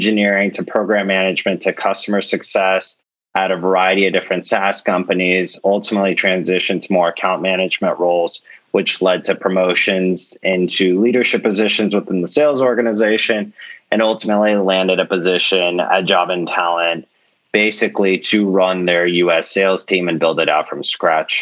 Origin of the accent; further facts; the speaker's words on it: Bay Area, California, United States; growing up in the Bay Area